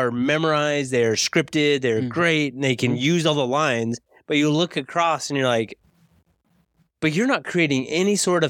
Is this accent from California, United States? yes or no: no; Layton, Utah, United States; Oh, you live in Layton? I grew up in Layton.